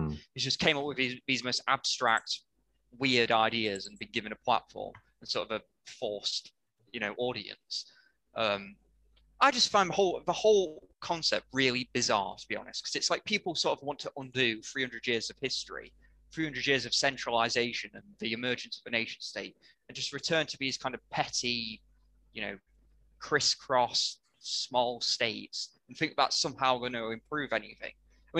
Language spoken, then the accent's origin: English; the north of England, United Kingdom; as a Northerner.